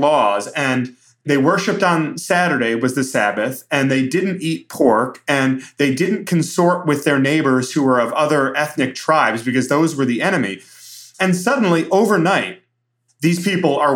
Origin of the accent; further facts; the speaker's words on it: Brighton, Michigan, United States; I've been in these churches like Floodgate in my hometown in Brighton, Michigan